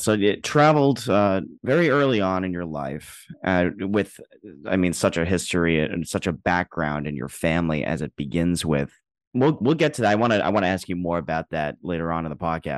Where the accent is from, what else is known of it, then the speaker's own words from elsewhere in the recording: New York, United States; I'm a New Yorker. I was born and raised